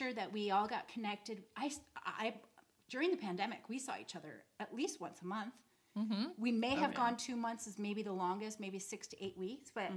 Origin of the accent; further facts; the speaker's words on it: Canada; now in Portland, United States; I'm from Canada, and mm-hmm. This is my English. This is not American English